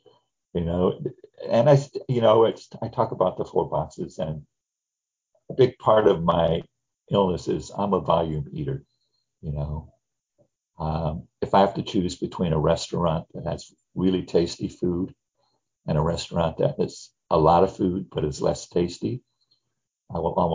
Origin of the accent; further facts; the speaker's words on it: Gary, Indiana, United States; I grew up in the Midwest in the 50s and 60s. I was raised in Gary, Indiana